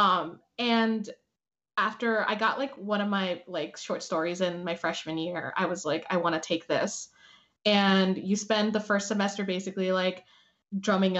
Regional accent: Hialeah, Florida, United States; first language Spanish; English is a second language; moved away as an adult; now in New York City, United States; I was born and raised in Miami

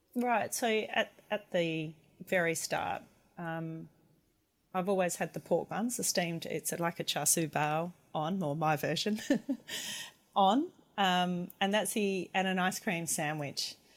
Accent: McLaren Vale, South Australia, Australia; moved away as an adult; also born or lived in Hobart / Melbourne

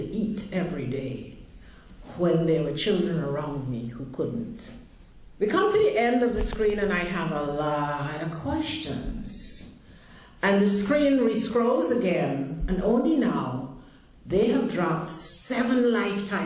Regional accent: Guyana; I grew up in Guyana, South America, where there was a tremendous amount of poverty.

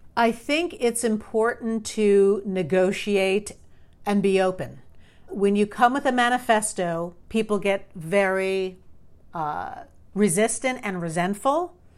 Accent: New York, United States; I grew up in New York.

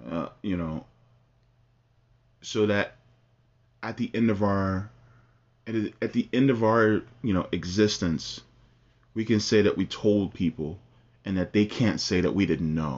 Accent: New Jersey, United States; I'm from Jersey.

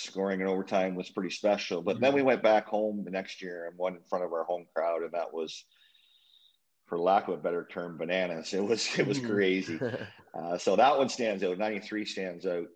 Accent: Owen Sound, Ontario, Canada; moved away; my hometown, Old Sound, Ontario

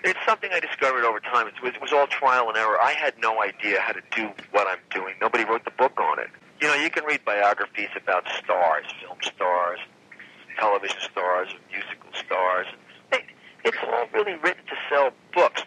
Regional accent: New York, United States; we're from New York

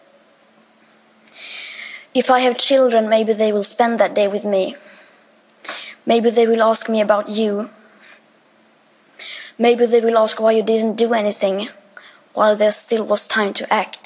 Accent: Sweden; I am 15 years old, and I'm from Sweden

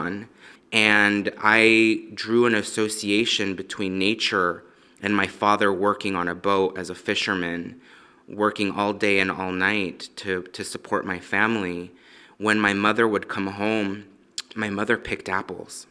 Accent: Los Angeles, California, United States; I was born in Los Angeles, um, in the valley

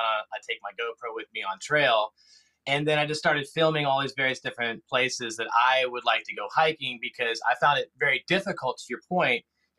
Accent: Newport Beach, California, United States; born there; also born or lived in Southeast United States; So I was born in Newport Beach, but I've been around the world, and now I'm here in the Southeast.

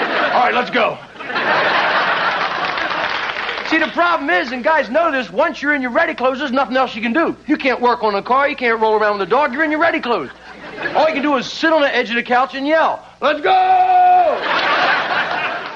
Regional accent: New Jersey, United States; now in Los Angeles, United States; I'm originally from New Jersey

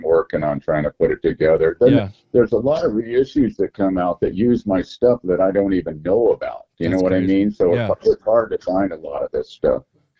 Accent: Pomona, California, United States; born there; born in Pomona.

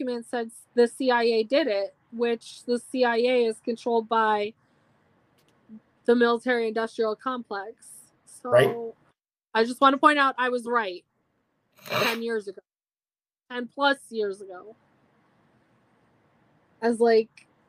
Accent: Boston, Massachusetts, United States; accent: Boston; my Boston accent, which I didn't even know I had

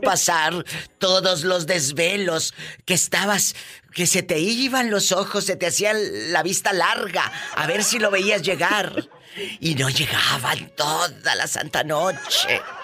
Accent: Matamoros, Tamaulipas, Mexico; Mi tierra querida

